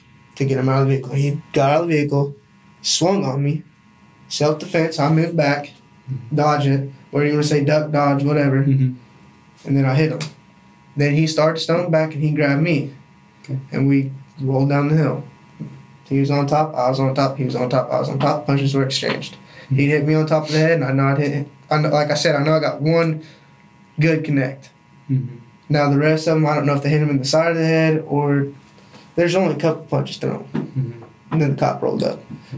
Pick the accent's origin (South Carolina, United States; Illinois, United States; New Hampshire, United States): Illinois, United States; Eldorado; I grew up in Eldorado